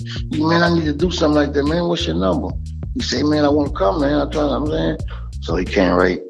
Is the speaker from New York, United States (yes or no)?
no; Houston, Texas, United States; We're from the same neighborhood. We're from Third Ward, that's out of Houston, Texas. And it's like it's a poor neighborhood.